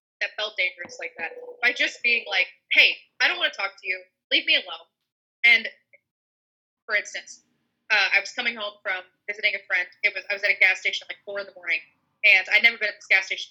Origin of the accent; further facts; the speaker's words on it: the South, United States; I grew up in the South. I still live in the South.